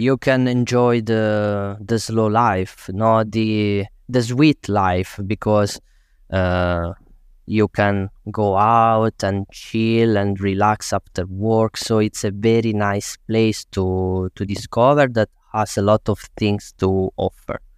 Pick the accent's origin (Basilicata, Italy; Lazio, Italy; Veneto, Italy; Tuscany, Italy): Basilicata, Italy; Tursi; moved away as an adult; also born or lived in Rome; it's my hometown